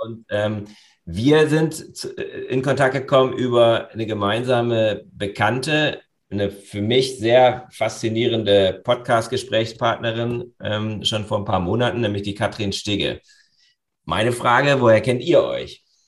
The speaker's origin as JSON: {"language": "German", "country": "Germany", "said": "bei uns in Deutschland"}